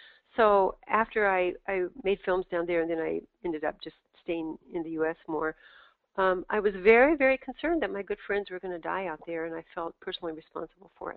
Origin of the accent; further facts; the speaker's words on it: Tucson, Arizona, United States; I grew up in Tucson. I'm from this area